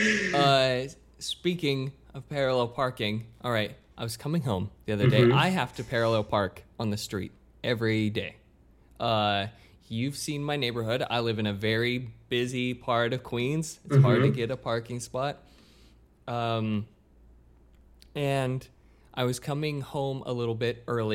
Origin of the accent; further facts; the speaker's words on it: Australia; I'm just Australian.